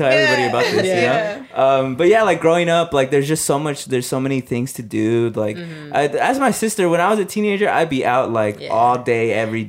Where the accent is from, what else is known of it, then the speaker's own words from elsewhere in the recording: Los Angeles, California, United States; we grew up